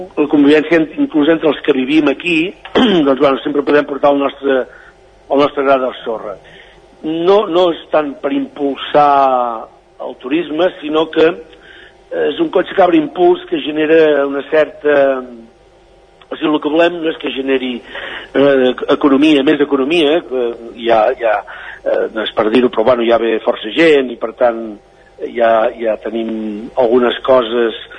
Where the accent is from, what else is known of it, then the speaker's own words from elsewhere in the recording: Rupit, Catalonia, Spain; el meu poble, l'Ajuntament de Rupit